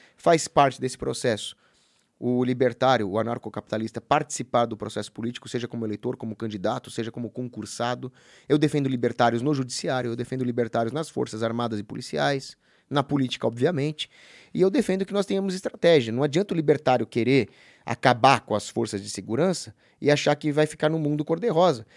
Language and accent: Portuguese; Brazil; Eu sou brasileiro